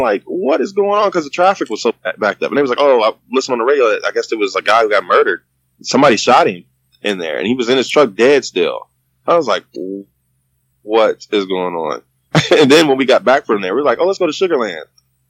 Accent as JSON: {"language": "English", "town": "Houston", "region": "Texas", "country": "United States", "said": "What country are you from? I'm from Texas."}